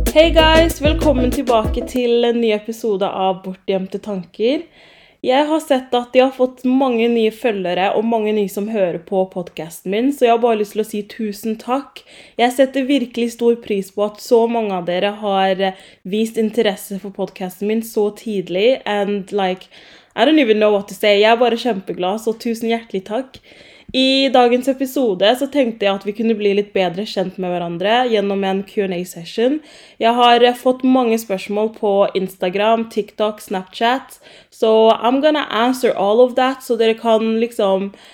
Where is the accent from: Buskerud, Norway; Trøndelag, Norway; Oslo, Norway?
Oslo, Norway; also born or lived in Grünerløkka, Oslo; jeg er fra Romsås. Um, jeg bodde først på Grünerløkka i sånn to år, og så flyttet jeg til Romsås. Så jeg ser på meg selv som en Romsås-jente